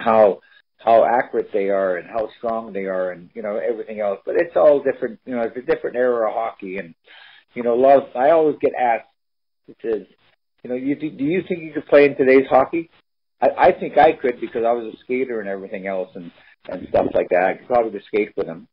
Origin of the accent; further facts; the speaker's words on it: Cherry Hill, New Jersey, United States; everybody that we grew up together in Cherry Hill